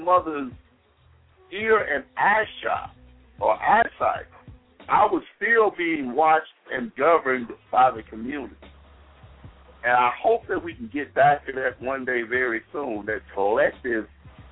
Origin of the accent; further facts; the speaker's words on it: the South, United States; we're from the South